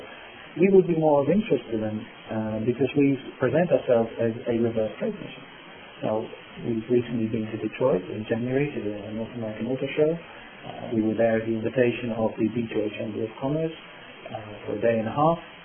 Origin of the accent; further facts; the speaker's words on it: Netherlands; accent: British; English is a second language; moved away as an adult; now in Chicago, United States; I'm from the Netherlands